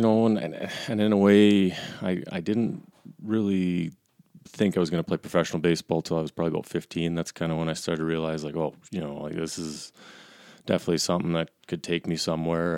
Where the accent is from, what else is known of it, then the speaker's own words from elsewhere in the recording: Calgary, Alberta, Canada; I grew up here in Calgary